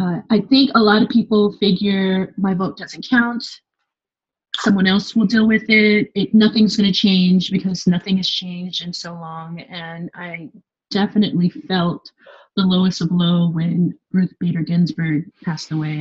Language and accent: English; Los Angeles, California, United States; moved away as an adult; now in Paris, France; I say Los Angeles